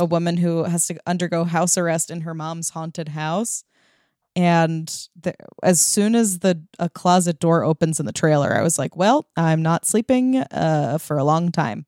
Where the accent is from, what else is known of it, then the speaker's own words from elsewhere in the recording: Massapequa, New York, United States; My hometown